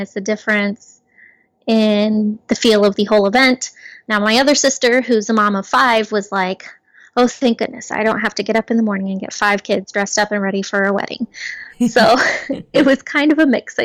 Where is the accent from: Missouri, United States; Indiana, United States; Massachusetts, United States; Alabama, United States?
Missouri, United States; my hometown in Missouri